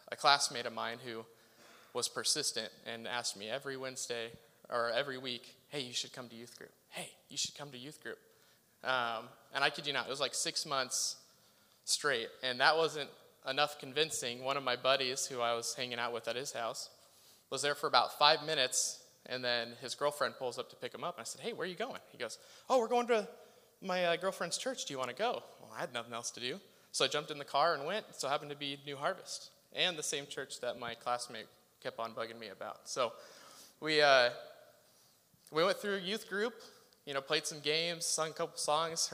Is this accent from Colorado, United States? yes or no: no; Salem, Oregon, United States; I grew up here in Northeast Salem.